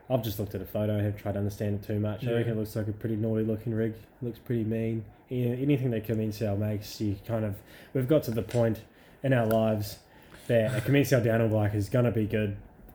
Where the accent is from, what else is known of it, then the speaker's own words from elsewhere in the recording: Scotland, United Kingdom; being a Scottish chick and it's raining, makes a bit of sense.